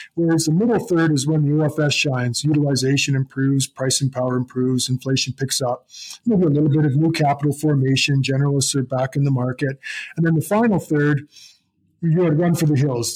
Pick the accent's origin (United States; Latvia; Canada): Canada